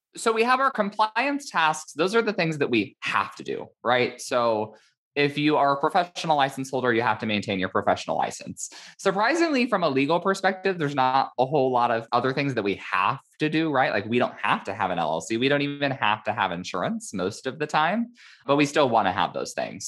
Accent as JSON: {"language": "English", "region": "Indiana", "country": "United States", "tie": "born or raised there", "moved": "yes", "lives_now": "California, United States", "said": "my home state of Indiana"}